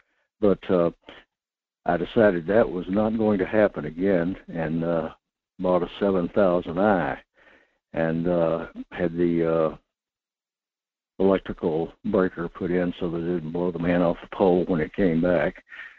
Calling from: North Pole, Alaska, United States; in North Pole

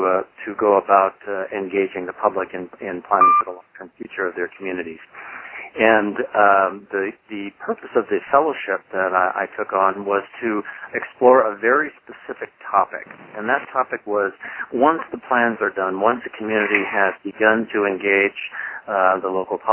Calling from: Bend, Oregon, United States; I'm phoning in from Bend, Oregon today in the high desert of Central Oregon.

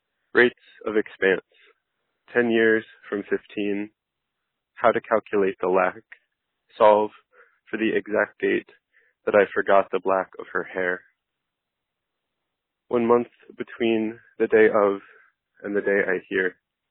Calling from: Philadelphia, Pennsylvania, United States; I'm calling from Philadelphia, Pennsylvania

